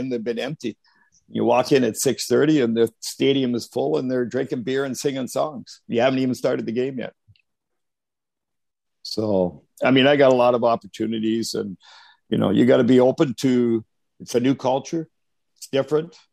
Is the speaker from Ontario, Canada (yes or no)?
no; Arvida, Quebec, Canada; we grew up in Arvida, like I said, there was only snow, no grass